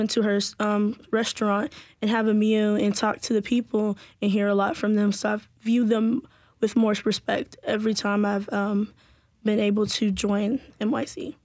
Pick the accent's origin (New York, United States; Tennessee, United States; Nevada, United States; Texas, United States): Tennessee, United States; Nashville; I'm from Antioch specifically.